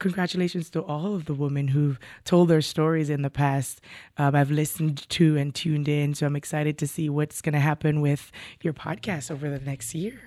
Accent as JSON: {"language": "English", "country": "Jamaica", "tie": "born or raised there", "also_born_or_lived": "New York City", "moved": "as an adult", "lives_now": "Burlington County, United States", "said": "I was born and raised in Jamaica, West Indies, migrated to New York City, um, for graduate studies, uh, and I'm still here."}